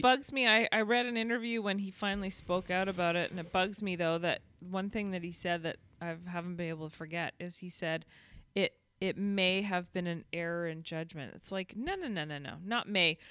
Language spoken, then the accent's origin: English; Canada; accent: Canadian; I am very Canadian